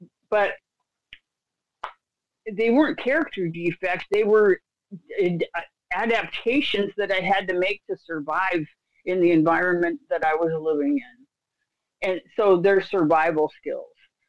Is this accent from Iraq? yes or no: yes; Iraq; Okay, well, I grew up in Iraq, you know, so, and I learned to be hypervigilant.